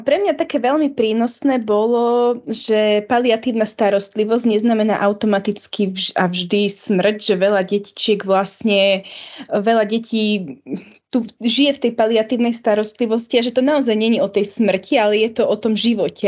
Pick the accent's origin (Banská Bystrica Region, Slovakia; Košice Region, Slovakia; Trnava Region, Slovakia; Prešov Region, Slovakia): Banská Bystrica Region, Slovakia; Nová Baňa; also born or lived in Bratislava; ja som z Novej Bani